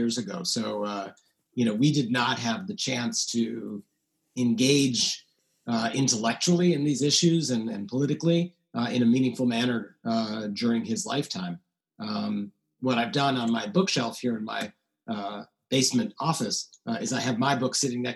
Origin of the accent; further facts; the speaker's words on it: New York City, New York, United States; I grew up in New York City